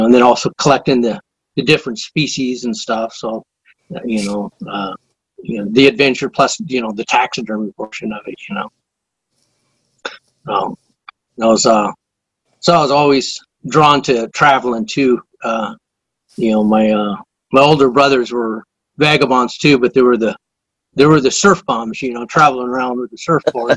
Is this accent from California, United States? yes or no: yes; Northern California, United States; also born or lived in San Diego, California; we grew up in the San Diego area, and all my older brothers were surfers and that, and so when I was 8 years old, we moved up to Northern California, up into the foothills, the Sierra Nevadas, what they call the Gold Country